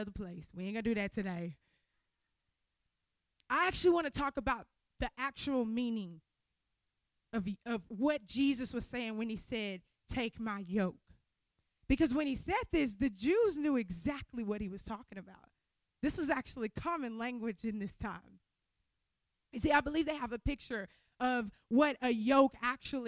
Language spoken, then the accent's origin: English; Louisiana, United States; moved away; I'm from Louisiana